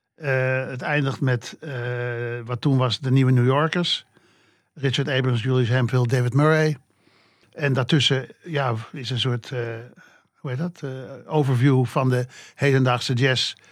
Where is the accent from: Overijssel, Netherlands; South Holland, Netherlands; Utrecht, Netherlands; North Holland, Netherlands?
North Holland, Netherlands; Amsterdam; Ik ben opgegroeid in de Watergraafsmeer